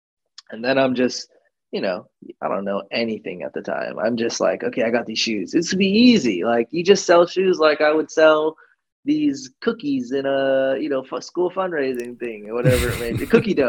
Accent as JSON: {"language": "English", "region": "California", "country": "United States", "tie": "born or raised there", "said": "I'm not used to public transportation at all."}